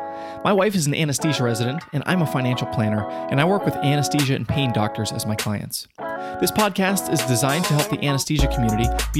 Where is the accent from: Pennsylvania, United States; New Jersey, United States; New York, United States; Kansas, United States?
Pennsylvania, United States; Western; I'm from Western Pennsylvania